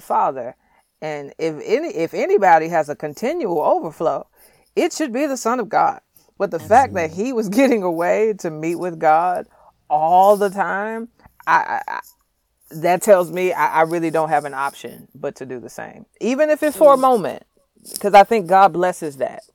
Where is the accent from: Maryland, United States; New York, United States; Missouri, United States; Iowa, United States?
Missouri, United States; St. Louis; I was raised in St. Louis, single mother